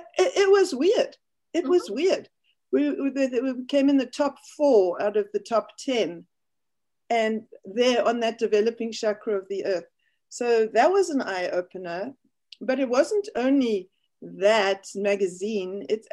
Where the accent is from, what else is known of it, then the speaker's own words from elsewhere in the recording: Cape Town, Western Cape, South Africa; moved away as an adult; also born or lived in London, United Kingdom; now in Cincinnati, United States; I grew up in South Africa. I moved here when I was in my mid-30s. And I established Four Winds Academy here in Ohio, where we live now.